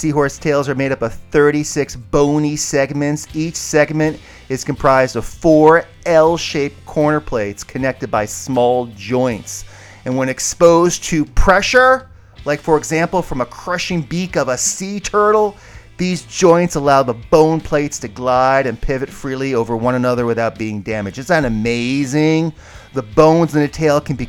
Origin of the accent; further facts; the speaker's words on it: Barnegat Bay, Long Beach Island, New Jersey, United States; as a kid growing up in Barnica Bay, Long Beach Island